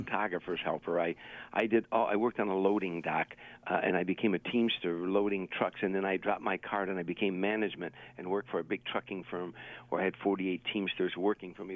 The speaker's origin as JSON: {"language": "English", "town": "Harvey", "region": "Illinois", "country": "United States", "tie": "born or raised there", "moved": "yes", "said": "It's a suburb on the south side of Chicago. It's 147 South of the loop. So it's it's a, it's a steel. It was when I was growing up."}